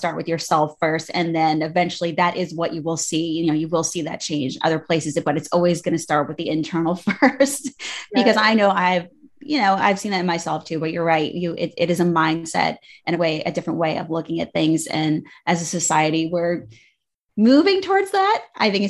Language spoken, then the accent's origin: English; United States; I grew up right outside of New York